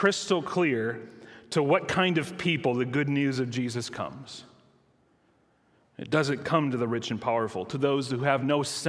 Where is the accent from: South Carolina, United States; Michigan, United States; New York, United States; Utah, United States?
Michigan, United States; I grew up in Michigan